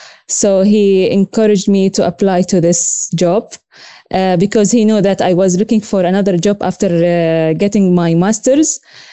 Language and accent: English; Beit Sahour, West Bank, Palestine; also born or lived in Bethlehem; So I've grown up also in the Lutheran school in Beit Sahur. So my whole journey was there. So I graduated from the high school there, from there.